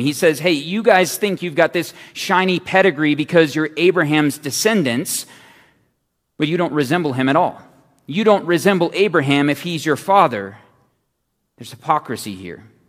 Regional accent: Phoenix, Arizona, United States; I'm from Phoenix

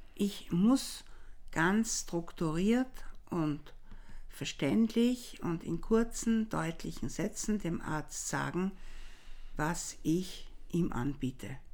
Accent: Vienna, Austria; wenn der Tiroler mich als Wienerin natürlich sofort in der ersten Sekunde hm. äh, erkennt

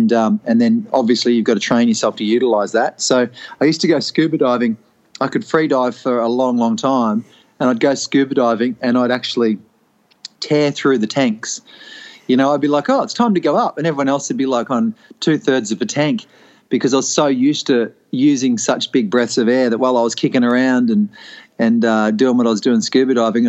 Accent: Preston, Victoria, Australia; born there; Yeah, I was born in Preston, actually, so Collingwood Heartland.

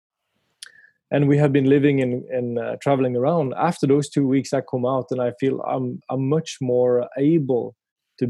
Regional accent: Kristiansand, Agder, Norway; moved away; I grew up in Kristiansand in the southern part of Norway

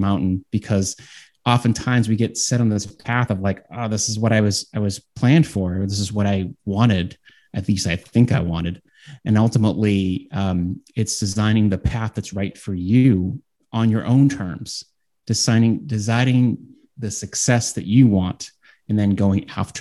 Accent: Boston, Massachusetts, United States; I'm from Boston

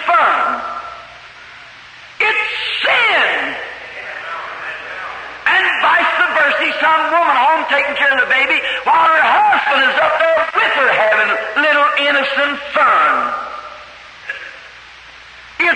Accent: United States; I'm an American too

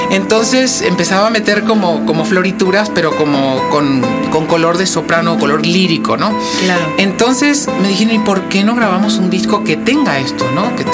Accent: Argentina; now in Mexico City, Mexico; Y esto que soy argentino, ¿eh?

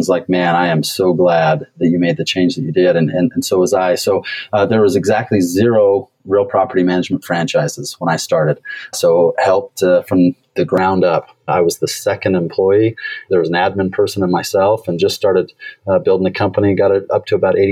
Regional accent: Portland, United States; I'm originally from Portland

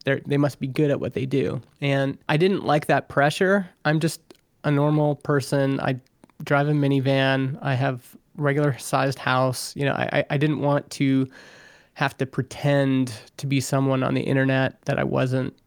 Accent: Alberta, Canada; now in Vernon, Canada; I grew up in Alberta, Canada

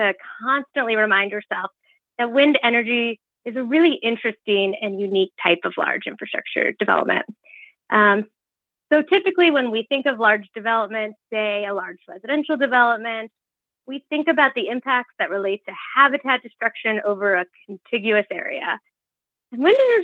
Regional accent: Midwest, United States; moved away; where I grew up back in the Midwest

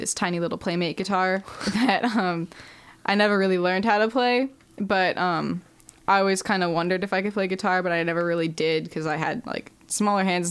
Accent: Columbia, Missouri, United States; also born or lived in Kansas City; moved to Columbia around when I was like 6. Mm-hmm. So, yeah, I've been here ever since.

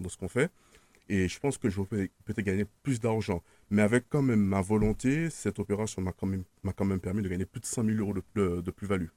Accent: Martinique; moved away; also born or lived in Paris region / Switzerland; Je, je suis né en Martinique, j'ai grandi en Martinique, j'étais scolarisé en Martinique

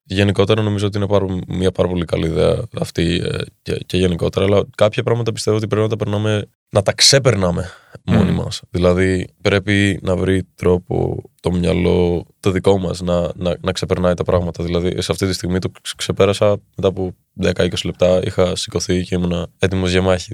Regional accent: Athens, Attica, Greece; Εδώ μεγάλωσα όμω και εδώ γεννήθηκα στην Ελλάδα

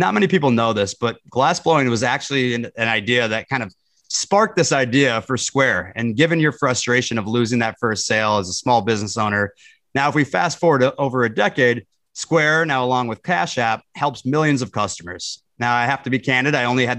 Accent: Minnesota, United States; I grew up in Minnesota. So we both have the Midwestern roots.

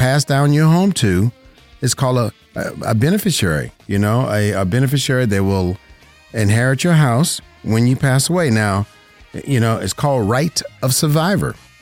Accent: Las Vegas, Nevada, United States; right here in my home state, Las Vegas, Nevada

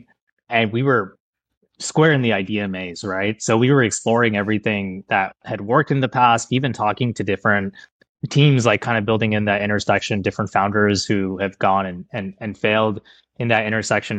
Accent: India; now in United States; I'm an immigrant from India

